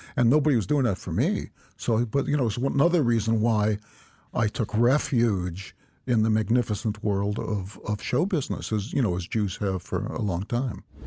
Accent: United States; as an American citizen born right after World War Two

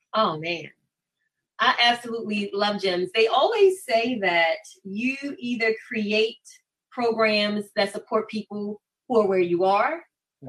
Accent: Baltimore, Maryland, United States; born and raised in Baltimore, matriculated through Baltimore City Public Schools

